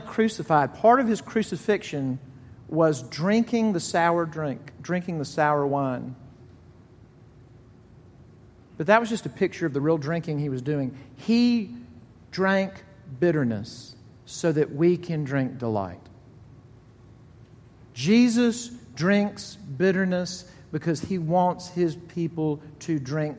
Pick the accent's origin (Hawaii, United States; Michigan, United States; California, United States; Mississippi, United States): Mississippi, United States; Jackson; moved away; I'm from Jackson, Mississippi. Not a lot of snows. There's not a ton of them here, but there's less in Jackson, Mississippi